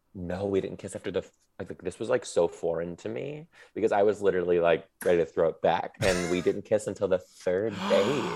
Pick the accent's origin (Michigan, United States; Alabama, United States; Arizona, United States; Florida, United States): Michigan, United States; Detroit; I'm from Detroit